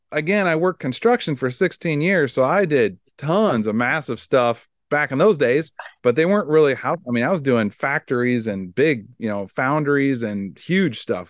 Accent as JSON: {"language": "English", "region": "Iowa", "country": "United States", "said": "I'm from Iowa"}